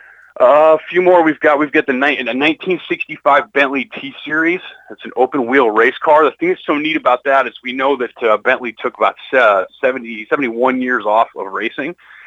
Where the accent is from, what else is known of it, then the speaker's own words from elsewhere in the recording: Denver, Colorado, United States; I grew up in the Denver, Colorado area.